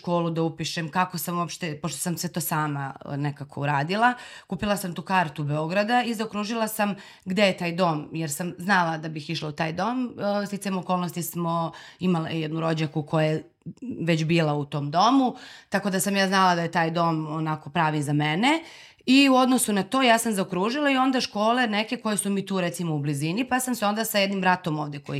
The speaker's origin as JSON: {"language": "Croatian", "town": "Zubin Potok", "country": "Kosovo", "tie": "born or raised there", "moved": "yes", "lives_now": "Belgrade, Serbia", "said": "meni je nekako od uvek moje mesto gde sam odrasla, sad volim ga najviše na svetu, naravno, ali od uvek mi je bilo malo i želela sam i znala sam da ću da dođem u Beograd."}